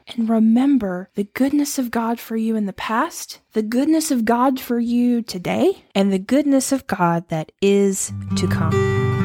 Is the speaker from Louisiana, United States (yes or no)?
yes; Louisiana, United States; moved away as an adult; also born or lived in Ohio; I grew up in Louisiana